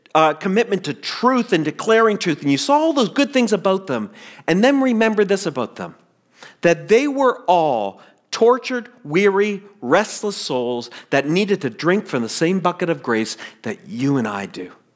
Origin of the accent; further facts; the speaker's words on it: the Maritimes, Canada; moved away as an adult; also born or lived in Toronto; I'm really different from the kid who left the Maritimes.